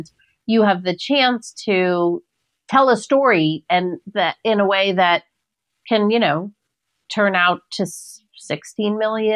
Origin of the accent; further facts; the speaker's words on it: New York City, New York, United States; I'm not just a New Yorker. I'm born and bred in Queens